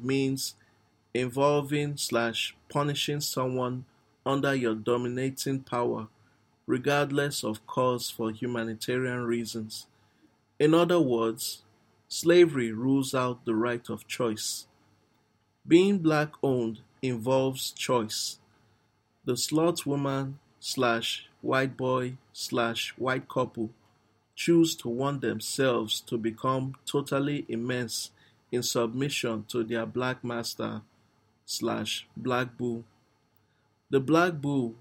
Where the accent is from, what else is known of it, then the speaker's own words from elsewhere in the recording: Nigeria; I'm actually a Nigerian